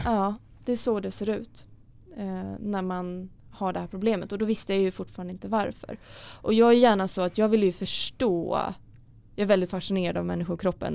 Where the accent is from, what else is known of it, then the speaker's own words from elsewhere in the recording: Stockholm, Stockholm County, Sweden; jag kommer från Stockholm